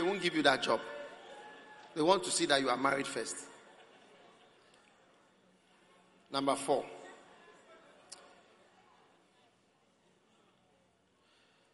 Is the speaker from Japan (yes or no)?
no; Ghana; also born or lived in Switzerland; I'm from Ghana. And also from Switzerland. I'm not an American, but here I am. I've lived in Ghana all my life.